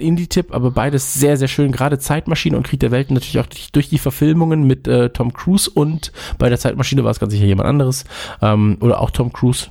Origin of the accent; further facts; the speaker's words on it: Kempen, North Rhine-Westphalia, Germany; aus meiner Heimatstadt, darauf sind wir ja sehr stolz in Kempen am Niederrhein